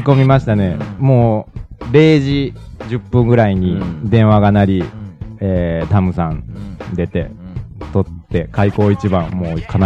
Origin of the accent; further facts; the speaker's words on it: Kansai, Japan; moved away as an adult; 関西なんで、うんで、就職で、あのーこっち来させてもらってて